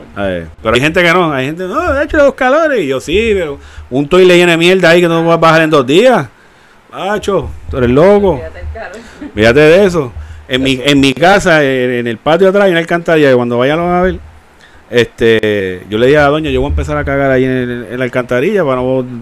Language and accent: Spanish; Puerto Rico; como somos de Carolina y de Bayamón